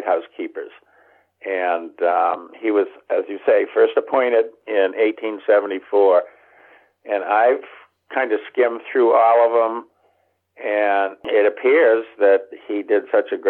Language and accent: English; Marblehead, Massachusetts, United States; now in St. George, Maine, United States; I was born in Marblehead, Mass., and when I moved up here to the St. George Peninsula